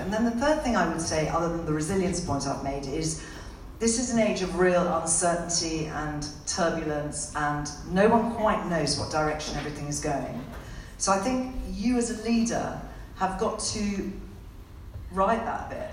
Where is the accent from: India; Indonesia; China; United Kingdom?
India; moved away; I was born and brought up in India.